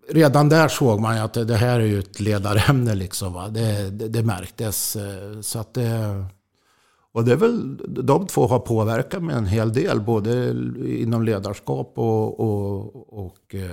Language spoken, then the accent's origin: Swedish; Jakobsberg, Stockholm County, Sweden; also born or lived in Östersund; Ja, jo, det, det var ju eftersom jag föddes i Östersund och flyttade till Stockholm så, så var det ju hockey som, som gällde då.